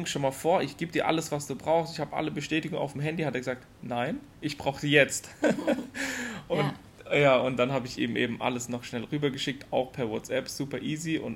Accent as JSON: {"language": "German", "country": "Germany", "lives_now": "United Arab Emirates", "said": "als Deutsche sind wir so ein bisschen unterfordert."}